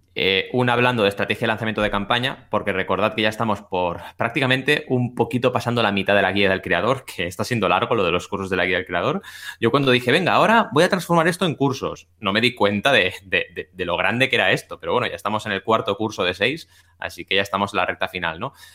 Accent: Catalonia, Spain; la gente de Cataluña lo conocemos mucho

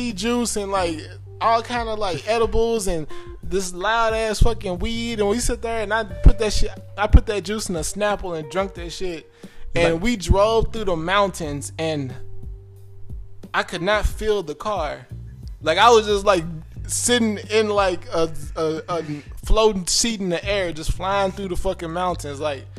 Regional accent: Dallas, Texas, United States; I'm from Dallas.

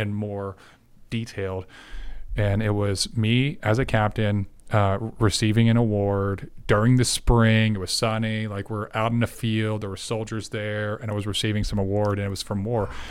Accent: Tennessee, United States; now in Dallas, United States; I'm a, believe it or not, a six foot seven, half Puerto Rican that grew up in Tennessee.

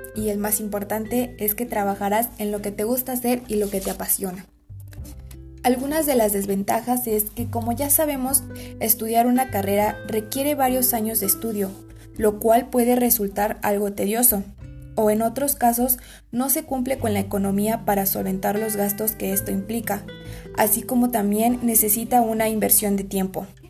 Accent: Aculco, State of Mexico, Mexico; soy de Aculco, Estado de México

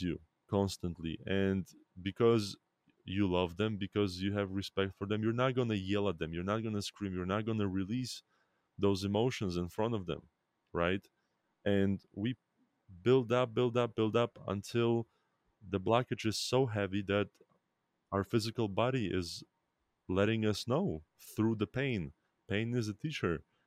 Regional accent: Belarus; I was born in Belarus

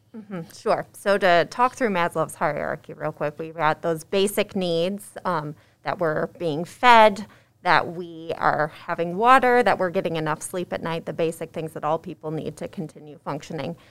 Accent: West Michigan, United States; also born or lived in Indiana; I grew up in West Michigan

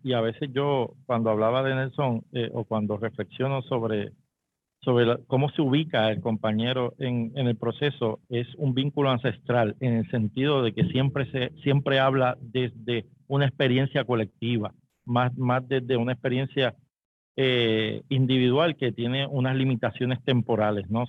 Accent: Puerto Rico; en nuestro país y en nuestro sistema la propiedad privada es sacrosanta

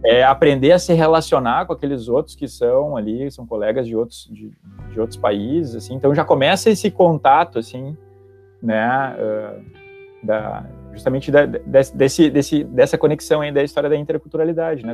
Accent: Santa Maria, Rio Grande do Sul, Brazil; moved away; also born or lived in Porto Alegre metropolitan area; eu sou de Santa Maria também, que não é tão longe

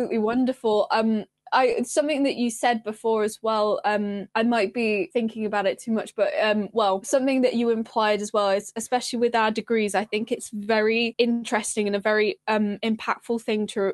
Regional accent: Wolverhampton, West Midlands, United Kingdom; moved away; also born or lived in Sheffield; I'm from Wolverhampton, so not particularly a sparsely populated area

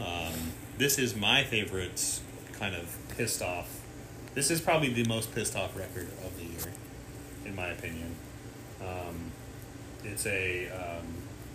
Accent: Midwest, United States; I'm from the Midwest.

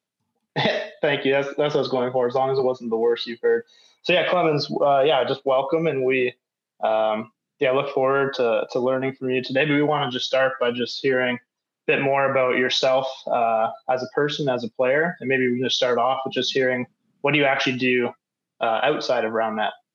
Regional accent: Canada; moved away as an adult; now in Norway; I'm from Canada, so we had to learn French

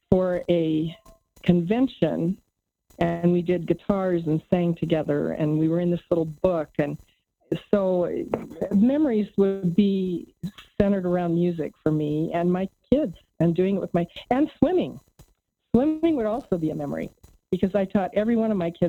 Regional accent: Santiago, Santiago Metropolitan Region, Chile; Yeah, a fun fact is that I grew up in Santiago, Chile for for uh, about six years. I'm fluent in Spanish

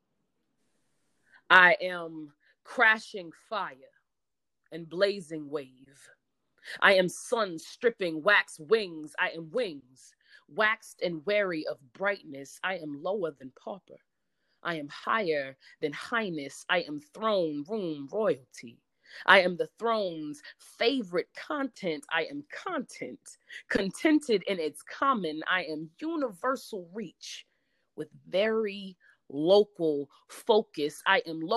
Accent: New Jersey, United States; I'm from Jersey

